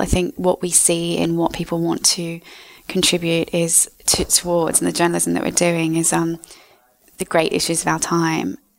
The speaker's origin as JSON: {"language": "English", "country": "Australia", "also_born_or_lived": "United States", "moved": "as an adult", "lives_now": "London, United Kingdom", "said": "I am from Australia"}